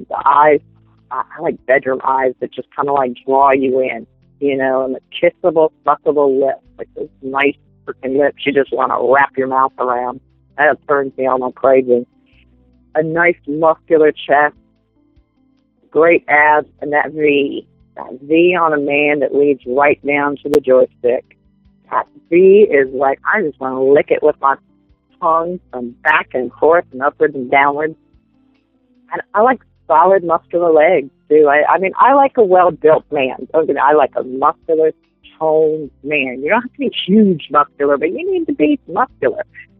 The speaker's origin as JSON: {"language": "English", "region": "the South", "country": "United States", "said": "Southern food, being that I'm from the South, I like to throw down in the kitchen with some good old Southern food"}